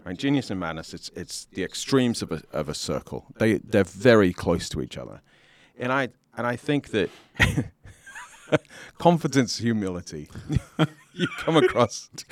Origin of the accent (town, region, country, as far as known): United Kingdom; accent: British; moved away as an adult; also born or lived in Southern California; now in United States